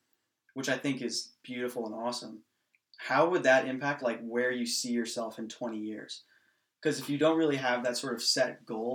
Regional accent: Los Gatos, California, United States; growing up in Los Gatos

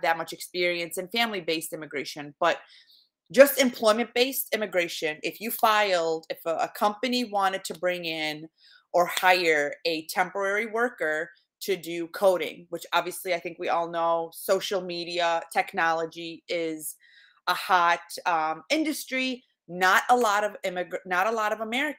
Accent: Iraq; now in United States; So having come from Iraq, I was born in Iraq. We immigrated, my family and I, in 1995.

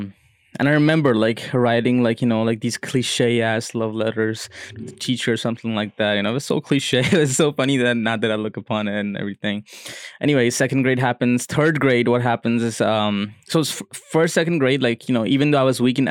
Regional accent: Zulfi, Riyadh Province, Saudi Arabia; So growing up in Saudi Arabia, like constantly we were homesick. We wanted to go back to Pakistan. And like, it was a small city, Zulfi.

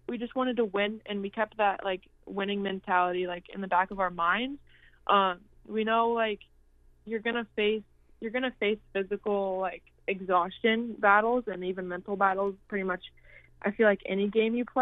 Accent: Arizona, United States; I'm from Arizona

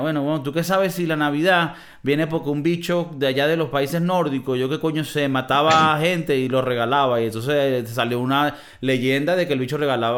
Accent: Venezuela; moved away; Creciendo como niño, las películas llegaban a Venezuela y se escuchaban solo en el español

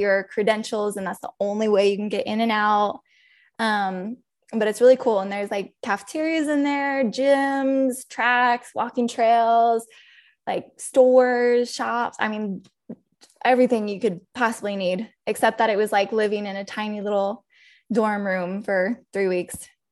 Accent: Albuquerque, New Mexico, United States; moved away as an adult; also born or lived in Texas; now in San Marcos, United States; I grew up in New Mexico, actually.

